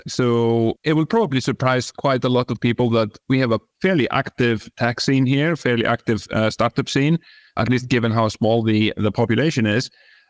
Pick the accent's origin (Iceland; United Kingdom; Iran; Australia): Iceland; English is a second language; So, yeah, born and bred in Iceland. That's where my funny name and funny accent comes from. I actually grew up in the countryside. So, you know, spent a lot of time on my grandparents' farm.